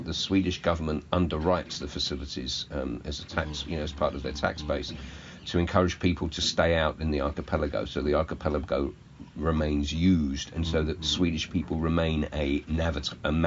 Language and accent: English; England, United Kingdom; I'm the Englishman